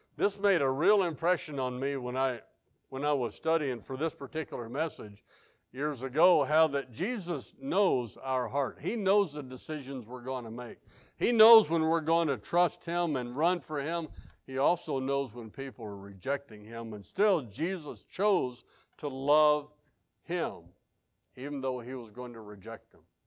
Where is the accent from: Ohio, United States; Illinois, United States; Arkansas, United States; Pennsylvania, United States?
Arkansas, United States; I'm from Arkansas.